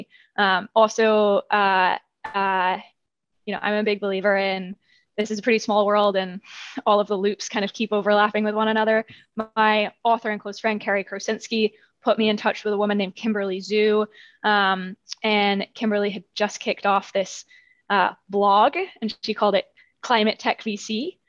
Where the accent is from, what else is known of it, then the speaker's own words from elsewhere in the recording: United Kingdom; I'm British, you can't hear it so much anymore, but I grew up running around with like hay bales in the British countryside and have always had that connection to nature.